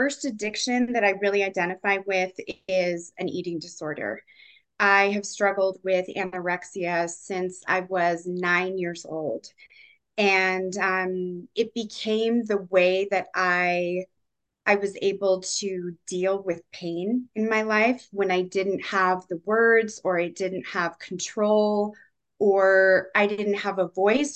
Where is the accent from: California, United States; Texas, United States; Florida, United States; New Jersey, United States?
California, United States; San Diego; I grew up in San Diego, all over kind of the California area